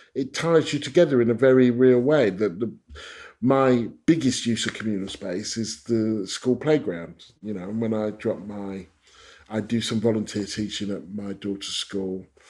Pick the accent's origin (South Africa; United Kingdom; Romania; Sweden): United Kingdom; Stevenage, East of England; I grew up in Stevenage, which was created the same year as the NHS by the Attlee government